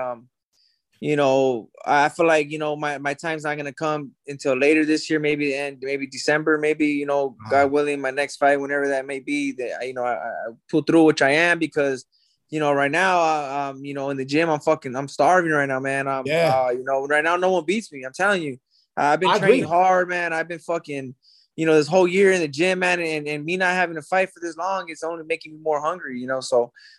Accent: South El Monte, California, United States; I grew up in South Almani

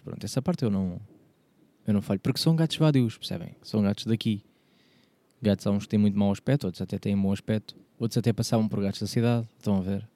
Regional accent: Portugal; sou português

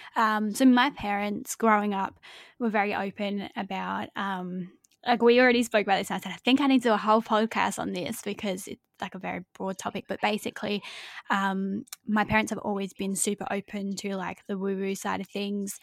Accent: Adelaide, South Australia, Australia; also born or lived in Devon, England; when I was six years old, we moved to Adelaide, Australia.

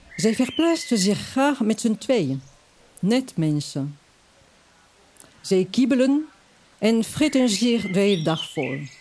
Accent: Toulouse, Occitania, France; now in Amsterdam, Netherlands; ik ben geboren in Frankrijk, Zuidwest-Frankrijk, Toulouse

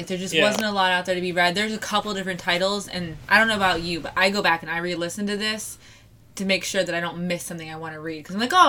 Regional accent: Ohio, United States; moved away; I was born here.

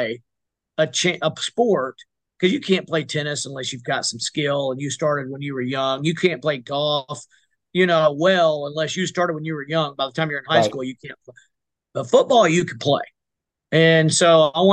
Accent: South Arkansas, United States; we're from South Arkansas

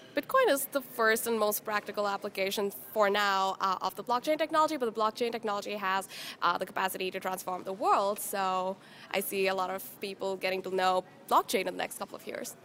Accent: Mumbai, Maharashtra, India; moved away; I'm from India

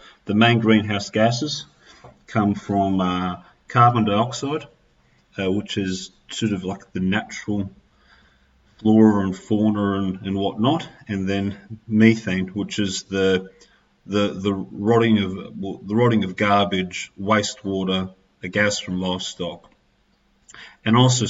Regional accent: Australia; being Australian

